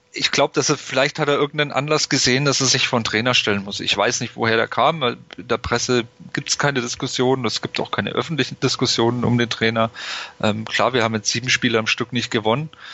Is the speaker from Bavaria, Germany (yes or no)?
yes; Nuremberg, Bavaria, Germany; ich komme aus Nürnberg, ich habe es relativ einfach zum Stadion